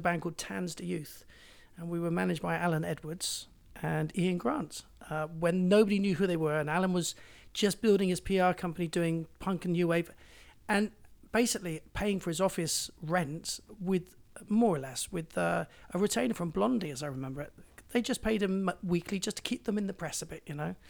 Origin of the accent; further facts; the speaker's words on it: Bristol, South West England, United Kingdom; moved away as an adult; also born or lived in London; I came from Bristol